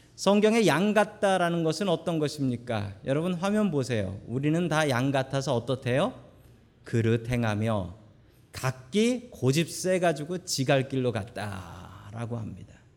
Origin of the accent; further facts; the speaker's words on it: Seoul, South Korea; 저는 서울 사람입니다